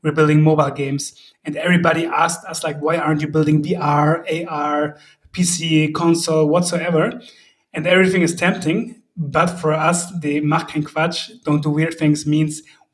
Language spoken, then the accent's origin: English; Heidenheim, Baden-Württemberg, Germany; we are from South Germany, Heidenheim.